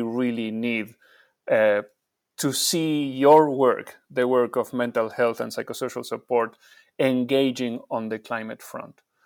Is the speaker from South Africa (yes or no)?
no; Argentina; I'm from Argentina